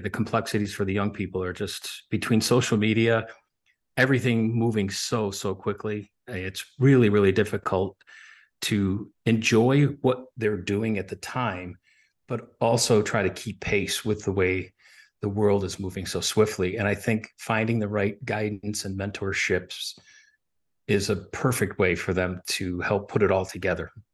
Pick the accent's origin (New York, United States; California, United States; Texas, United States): New York, United States; Buffalo; moved away; also born or lived in Williamsville, New York; I grew up in Buffalo, New York, actually in Buffalo and then in the suburbs